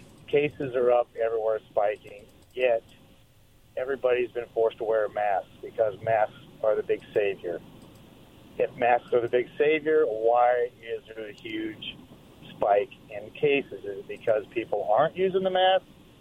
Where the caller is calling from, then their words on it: Richmond, United States; Hey, guys. … from Richmond.